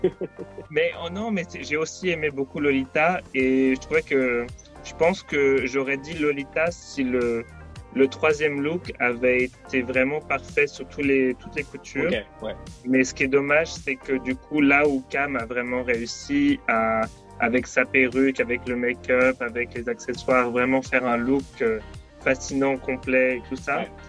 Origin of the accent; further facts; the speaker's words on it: Paris, Île-de-France, France; moved away; pour avoir vécu à Paris, puisque je viens de Paris à la base